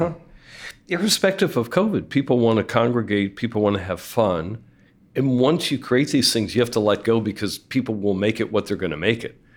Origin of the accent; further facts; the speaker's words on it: Philadelphia, Pennsylvania, United States; also born or lived in San Francisco Bay Area; now in San Francisco, United States; I'm from Philadelphia, but I live in San Francisco or the Bay Area